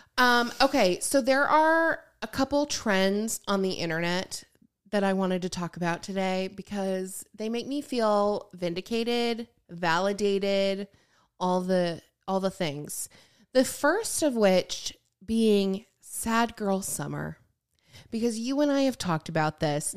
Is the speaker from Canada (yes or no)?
no; Lake Michigan, southern Michigan, United States; moved away; I grew up on Lake Michigan, and obviously, like, and towards, like, the southern part of Michigan